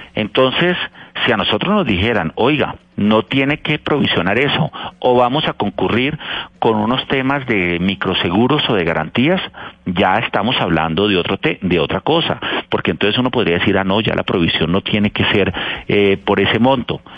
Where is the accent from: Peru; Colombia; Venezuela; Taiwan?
Colombia; Cali, Valle del Cauca; Yo soy de Cali